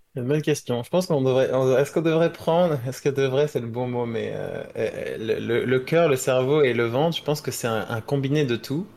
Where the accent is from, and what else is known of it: France